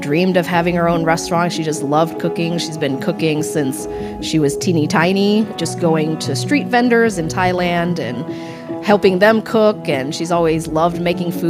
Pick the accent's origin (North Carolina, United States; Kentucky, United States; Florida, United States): Kentucky, United States; Frankfort; also born or lived in Lexington, Kentucky; I was born in Lexington. I grew up in Frankfurt, the capital, which is about half an hour away